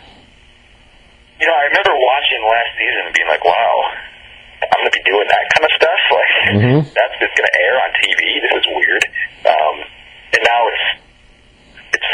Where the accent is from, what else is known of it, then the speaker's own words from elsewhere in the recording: Clinton, New York, United States; also born or lived in Oneonta, New York; I'm from a small town in upstate New York called Clinton